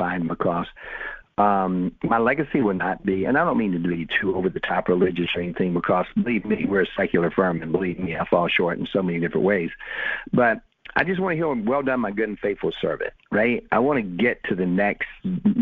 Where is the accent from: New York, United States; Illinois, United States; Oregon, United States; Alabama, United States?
Alabama, United States; South; doing what I'm doing from South Alabama